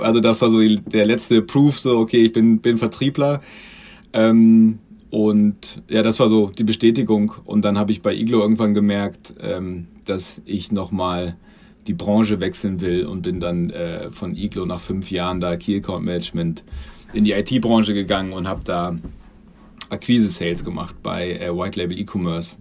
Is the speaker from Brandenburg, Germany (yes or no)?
no; Göttingen, Lower Saxony, Germany; moved away; komme ursprünglich aus Göttingen.